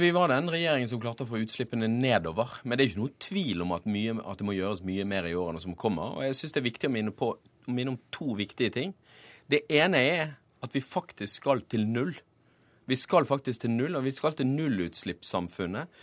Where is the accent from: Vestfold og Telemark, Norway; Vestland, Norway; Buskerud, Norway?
Vestland, Norway; Bergen; now in Oslo, Norway; der jeg kommer fra, i Bergen